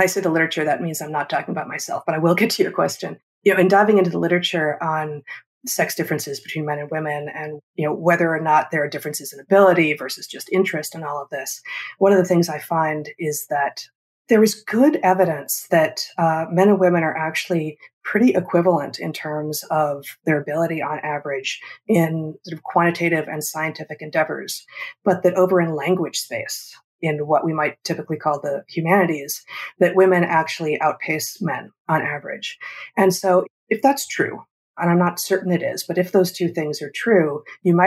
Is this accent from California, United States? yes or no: yes; Los Angeles, California, United States; moved away; also born or lived in Ann Arbor, Michigan; I grew up in Los Angeles